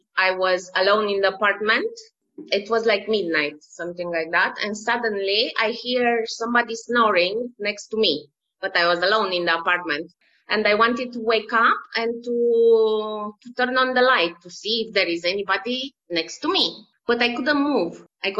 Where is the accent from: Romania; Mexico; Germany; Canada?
Romania; now in Malta; In Romania. It is a very beautiful country. I miss it a lot. I didn't see my country for the last 3 years.